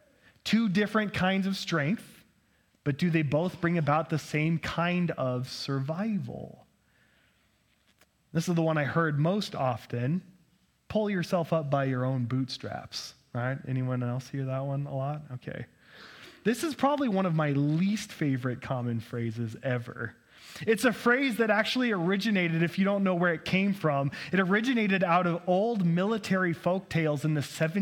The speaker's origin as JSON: {"language": "English", "country": "United States", "tie": "born or raised there", "said": "growing up as an American"}